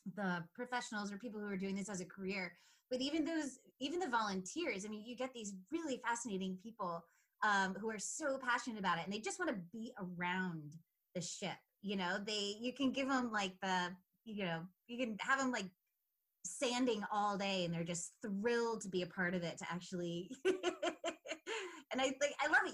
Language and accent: English; Rhode Island, United States